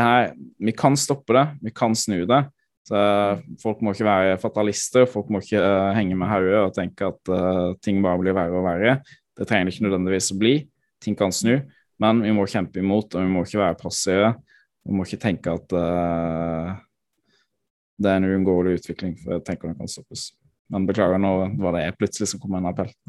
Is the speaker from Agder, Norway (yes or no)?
yes; Froland, Agder, Norway; hjemkommunen min, i Froland